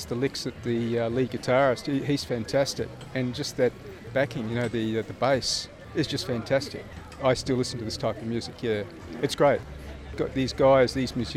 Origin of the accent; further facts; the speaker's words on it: Sydney, New South Wales, Australia; I'm from Epping in Sydney.